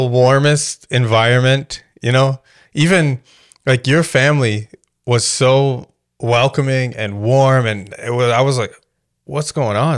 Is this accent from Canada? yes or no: yes; Canada; I grew up, when you're growing up in Canada